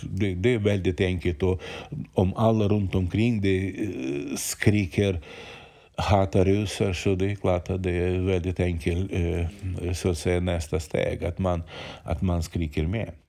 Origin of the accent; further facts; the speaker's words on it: Ukraine; Swedish is a second language; now in Sweden; jag är född och uppvuxen i Ukraina